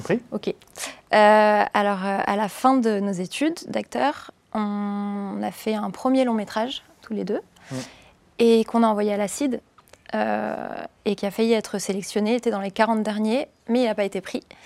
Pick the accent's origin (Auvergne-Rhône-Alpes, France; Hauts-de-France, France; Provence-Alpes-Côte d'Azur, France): Provence-Alpes-Côte d'Azur, France; Cannes; je viens de Cannes